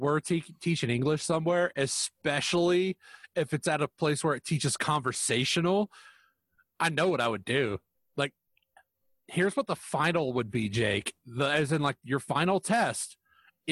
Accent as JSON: {"language": "English", "country": "United States", "said": "I'm American."}